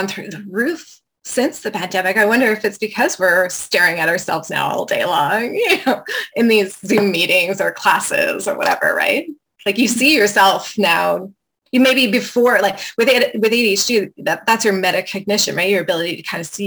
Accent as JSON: {"language": "English", "region": "Quebec", "country": "Canada", "tie": "born or raised there", "said": "I was raised in Quebec in a really small town with some return to the earth hippies"}